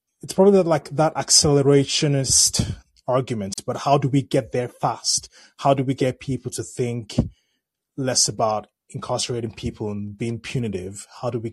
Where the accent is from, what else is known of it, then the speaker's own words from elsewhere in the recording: Nigeria; I'm a Nigerian as well